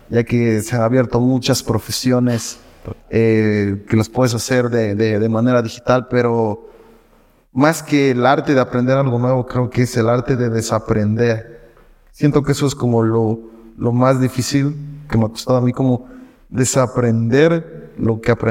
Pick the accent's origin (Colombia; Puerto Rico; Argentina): Puerto Rico; ya llegas a un punto en el que ya dices, no, ya necesito regresar a Puerto ya necesito regresar a mi cabamba, necesito ir